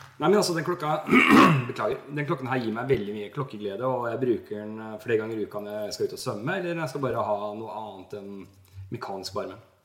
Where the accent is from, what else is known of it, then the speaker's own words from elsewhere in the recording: Norway; jeg er fra Norge